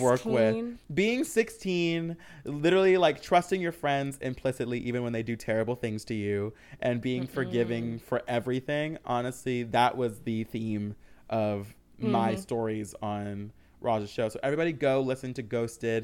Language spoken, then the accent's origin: English; Michigan, United States; I grew up in Michigan, surrounded by cornfields